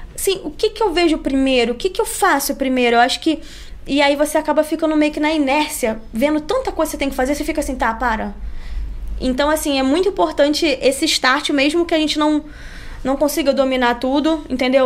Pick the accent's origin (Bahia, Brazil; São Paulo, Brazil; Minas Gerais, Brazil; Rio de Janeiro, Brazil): Rio de Janeiro, Brazil; accent: carioquês